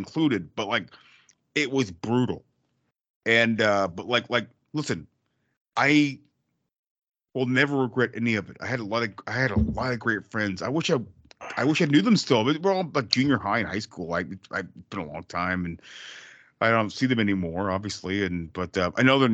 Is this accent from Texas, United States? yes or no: yes; Houston, Texas, United States; I grew up off Shepherd in Houston